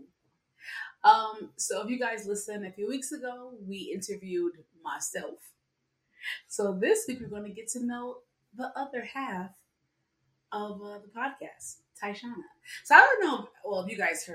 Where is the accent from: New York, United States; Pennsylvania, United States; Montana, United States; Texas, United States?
New York, United States; New York City; I'm born and raised in the Bronx